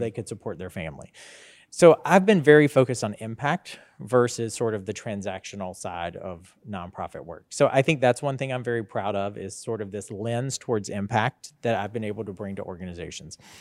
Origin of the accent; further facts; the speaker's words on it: Statesboro, Georgia, United States; moved away as an adult; also born or lived in Sylvania, Georgia / Macon, Georgia / Washington, D.C.; I was born, uh, right here in Statesboro, Georgia, um, and graduated, uh, from Scriven County High School in Sylvania